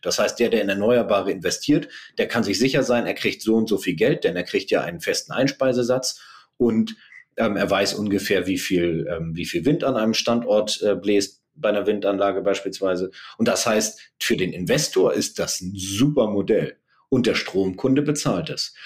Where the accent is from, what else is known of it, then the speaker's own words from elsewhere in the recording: Germany; als Deutsche